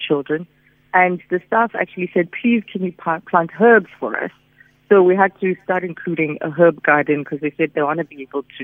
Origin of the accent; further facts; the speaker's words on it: Soweto, Gauteng, South Africa; when we were growing up in Soweto